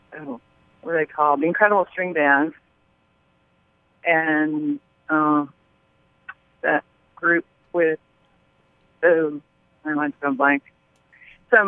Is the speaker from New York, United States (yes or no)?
no; Seattle, Washington, United States; moved away; I grew up in Seattle